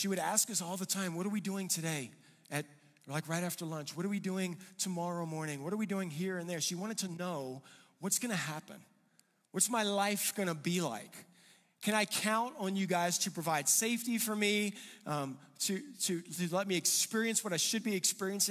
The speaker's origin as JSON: {"language": "English", "region": "Louisiana", "country": "United States", "tie": "born or raised there", "moved": "yes", "lives_now": "Colorado, United States", "said": "I grew up in Louisiana, you know, I grew up in a place where it was flat"}